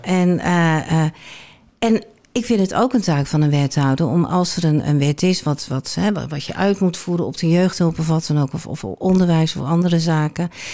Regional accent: Rotterdam, South Holland, Netherlands; moved away as an adult; now in Alkmaar, Netherlands; Ik ben nou, geboren en getogen in Rotterdam. Afkomst verlogen je niet, dus dat dat hoor je 9 van de 10 keer nog wel

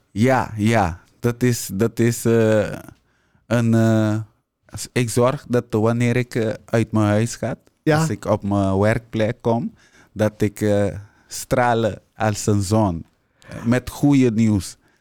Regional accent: Curaçao; moved away as an adult; now in Netherlands; ben daar geboren opgegroeid, naar school gegaan. En met mijn twintigste ben ik naar Nederland gekomen

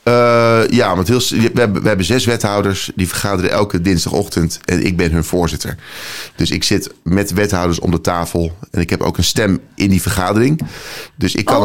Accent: Nijkerk, Gelderland, Netherlands; moved away; also born or lived in Apeldoorn / Amsterdam; geboren in Nijkerk op de Veluwe. Eh, vijf jaar in Apeldoorn gewoond

